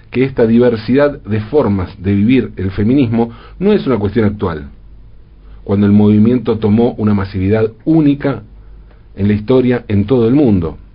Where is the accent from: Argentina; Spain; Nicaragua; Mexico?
Argentina; Y nos queda claro porque, como argentinos, sabemos a qué se refiere con eso de ser como el peronismo.